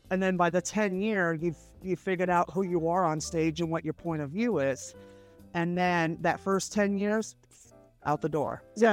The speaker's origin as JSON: {"language": "English", "town": "San Francisco", "region": "California", "country": "United States", "said": "I'm from San Francisco"}